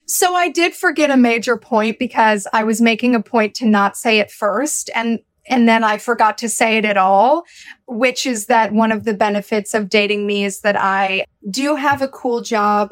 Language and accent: English; Minnesota, United States; now in New York City, United States; I also identify as a Minnesotan. and as a Midwesterner, okay? I was born in Minnesota